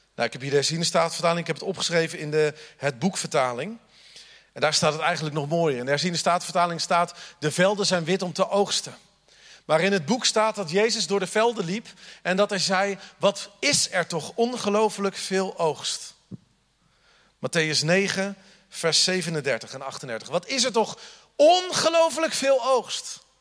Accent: The Hague, South Holland, Netherlands; accent: Haags; now in Groningen, Netherlands; De eerste keer dat ik in Friesland sprak, dachten ze dat ik Willem-Alexander was. Zo haag sprak ik

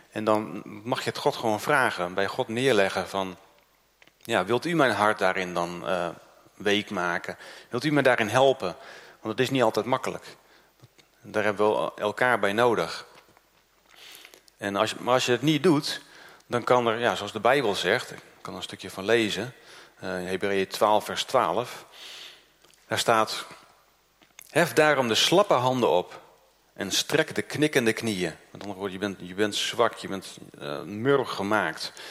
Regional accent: Groningen, Netherlands; also born or lived in Noord-Holland; ik ben uit Noord-Holland eh, verhuisd naar Groningen. Ik was zeven jaar.

